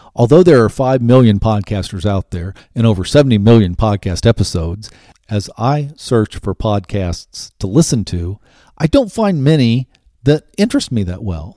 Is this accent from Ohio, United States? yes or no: yes; Ohio, United States; I grew up in the Midwest, grew up in Ohio